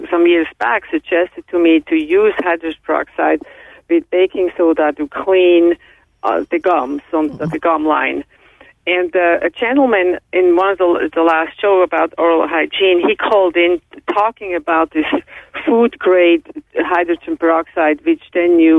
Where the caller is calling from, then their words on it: Southern California, United States; I'm calling from SoCal.